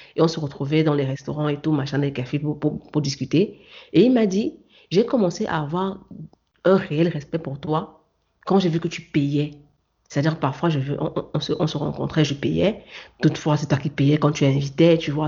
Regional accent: Cameroon; moved away; mon origine camerounaise

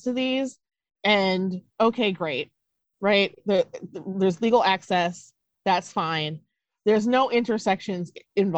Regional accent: Duluth, Minnesota, United States; also born or lived in Wisconsin; So I was born in Minnesota. My dad is Black. My mother is white. I was born in 1978. Duluth, Minnesota was not a very diverse place.

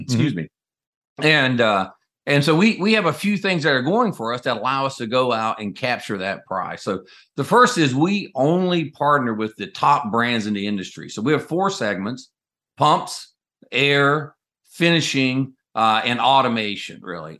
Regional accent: North Carolina, United States; moved away as an adult; I grew up in North Carolina in a double-wide trailer at the end of a dead-end dirt road

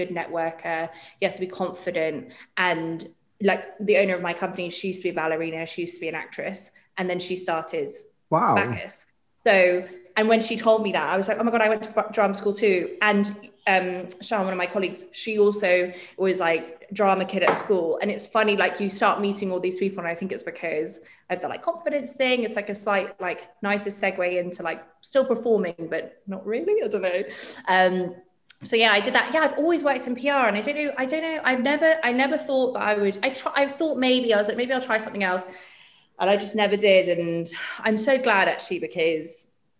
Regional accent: Dubai, United Arab Emirates; I grew up in Dubai

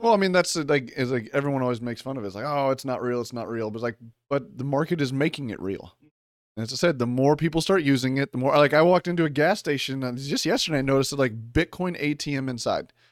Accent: Kansas City, Missouri, United States; I was born in Kansas City, Missouri

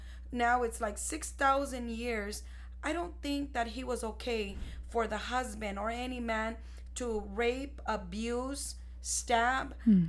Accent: Ciudad Juarez, Chihuahua, Mexico; because we're both Mexicans from Mexico. We're from Ciudad Juarez, Chihuahua. And I was not raised there.

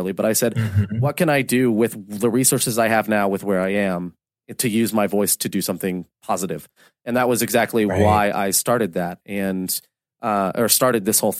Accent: Orlando, Florida, United States; I'm from Orlando, Florida.

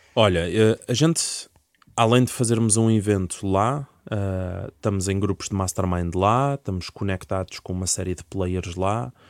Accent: Portugal; also born or lived in Leiria; eu sou português e devia falar era português de Portugal

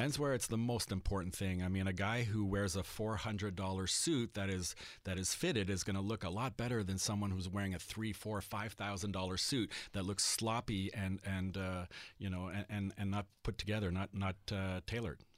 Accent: Montreal, Quebec, Canada; growing up in Montreal and primarily being dressed by my French Acadian mother

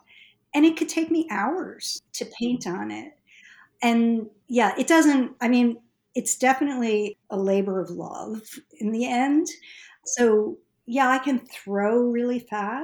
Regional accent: Northeast, United States; Growing up in the Northeast

